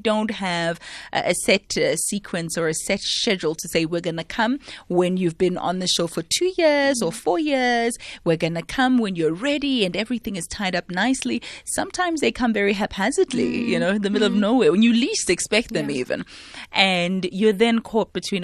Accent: Soweto, Gauteng, South Africa; growing up in Soweto

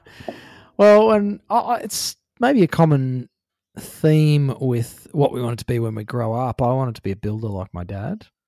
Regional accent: Queensland, Australia; also born or lived in New South Wales; I was born in New South Wales, but I grew up in Queensland

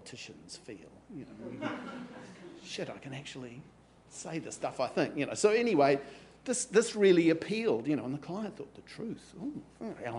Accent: Napier, Hawke's Bay, New Zealand; I'm from Napier.

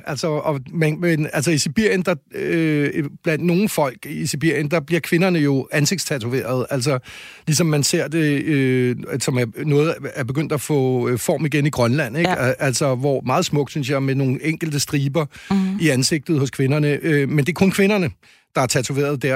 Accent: Denmark; vi er blevet mindet om som danskere og som almindelige borgere

